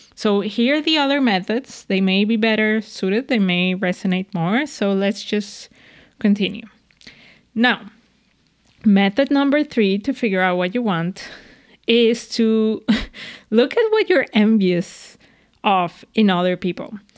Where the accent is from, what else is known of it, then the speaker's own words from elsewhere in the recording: Venezuela; moved away; I'm from Venezuela